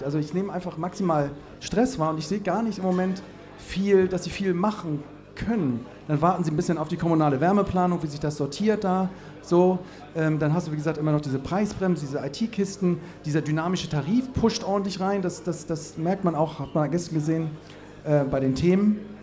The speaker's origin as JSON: {"language": "German", "town": "Cologne", "region": "North Rhine-Westphalia", "country": "Germany", "said": "ich komme aus Köln"}